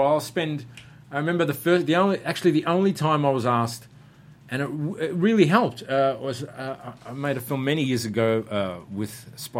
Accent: Australia

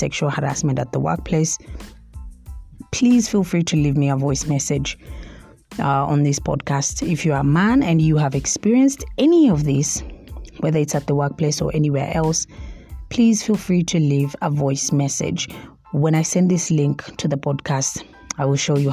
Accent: Mombasa, Mombasa County, Kenya; moved away; also born or lived in Nairobi; I interned at NTV in Mombasa at first because I'm from Mombasa

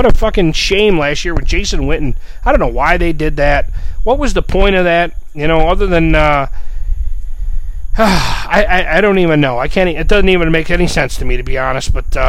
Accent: Buffalo, New York, United States; now in Southwest Florida, United States; I'm from Buffalo, New York. You know, I live in Southwest Florida now.

